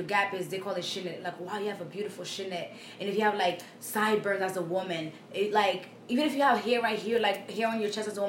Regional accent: Haiti; moved away; I'm from Haiti, right?

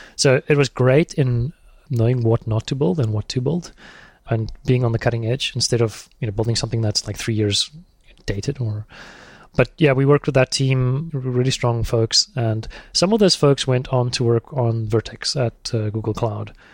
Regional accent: South Africa; moved away as an adult; also born or lived in Thailand; I'm South African

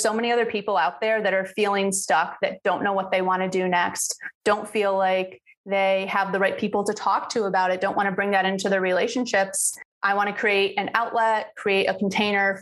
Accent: New York, United States; moved away as an adult; now in St. Petersburg, United States; I'm from New York and just last year I made the move and fulfilled my dream of living somewhere warmer and by the beach. So now I'm in St. Pete, Florida.

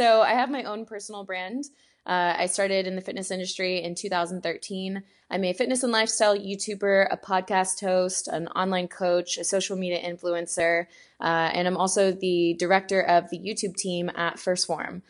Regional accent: Houston, Texas, United States; moved away as an adult; now in Venice, California, United States; I am from Houston, Texas. That's where I was born and raised. And then I moved out to California about 5 years ago. So now I'm in Venice, California

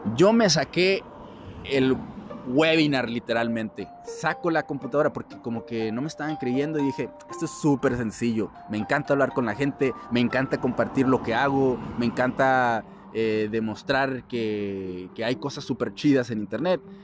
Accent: Mexico; soy de México

